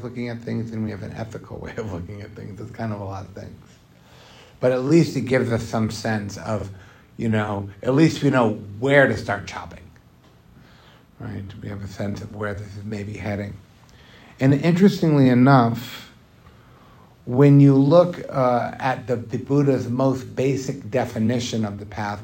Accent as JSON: {"language": "English", "country": "United States", "said": "a lot of us growing up in America"}